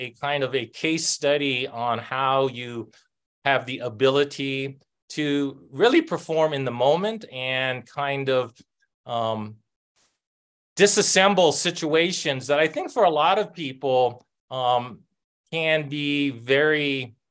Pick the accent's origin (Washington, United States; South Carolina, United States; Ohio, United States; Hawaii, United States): Hawaii, United States; Oahu; now in New Mexico, United States; I grew up in a public housing, one of the rougher ones in Oahu.